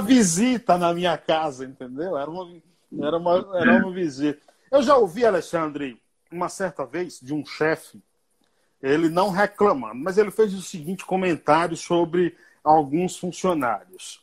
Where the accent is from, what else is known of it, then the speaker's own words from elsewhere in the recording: Bahia, Brazil; Eu sou baiano